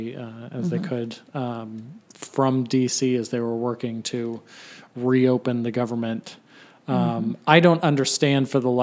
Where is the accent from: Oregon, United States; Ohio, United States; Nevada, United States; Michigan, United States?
Ohio, United States; I was born in Ohio. My parents were born in Ohio. Their parents were born in Ohio.